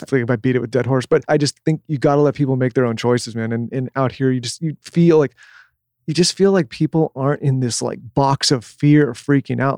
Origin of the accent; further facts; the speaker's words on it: San Diego, California, United States; moved away; we grew up in San Diego